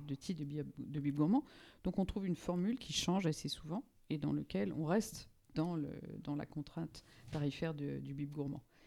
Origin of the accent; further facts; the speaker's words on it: Normandy, France; moved away; also born or lived in Paris; Je, serais, je dirais, normande de naissance, parisienne de, euh, de cœur